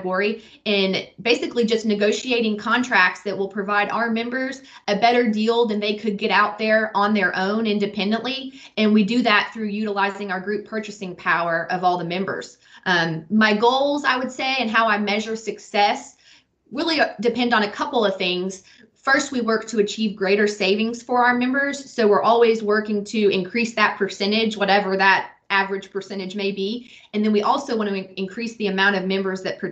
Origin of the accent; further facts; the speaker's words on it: Lexington, Kentucky, United States; also born or lived in Bowling Green, Kentucky; I was born and raised here in Lexington, Kentucky